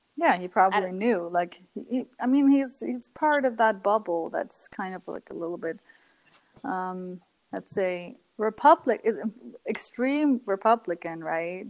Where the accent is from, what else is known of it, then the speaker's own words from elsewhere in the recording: Germany; growing up in Germany was extremely challenging for me because like mm-hmm. you grow up and you have to learn the language